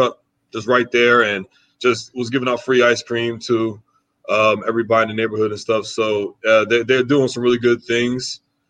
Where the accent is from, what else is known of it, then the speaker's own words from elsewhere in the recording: New Jersey, United States; moved away; also born or lived in Wisconsin; I'm from New Jersey. I'm from South Jersey. My father's from the city.